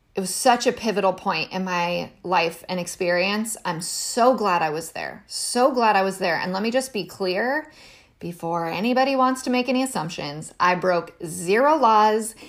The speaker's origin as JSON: {"language": "English", "country": "United States", "said": "as an American"}